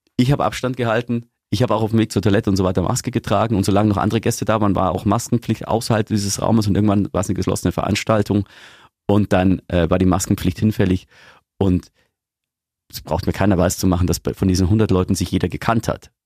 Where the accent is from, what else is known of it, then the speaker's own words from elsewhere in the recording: Augsburg, Bavaria, Germany; hier bei uns in Augsburg